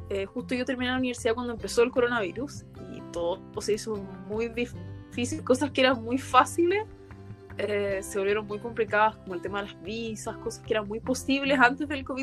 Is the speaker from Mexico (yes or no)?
no; Chile; moved away as an adult; also born or lived in Austria / United States; now in Germany; soy chilena y hace dos años vivo en Europa.